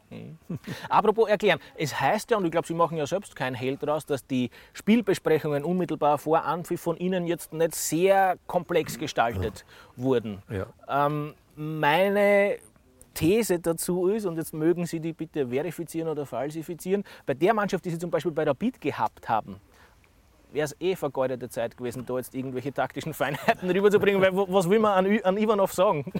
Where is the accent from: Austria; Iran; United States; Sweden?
Austria; Deutschkreuz, Burgenland; Sie haben gegen meinen Heimatort gespielt.